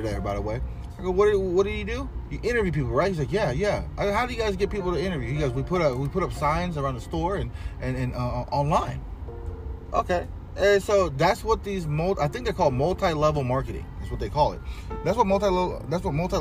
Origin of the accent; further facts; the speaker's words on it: Riverside, California, United States; It's my hometown